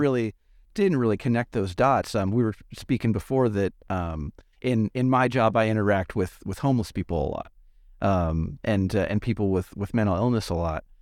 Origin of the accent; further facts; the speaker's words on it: Los Angeles, California, United States; moved away; I grew up around Los Angeles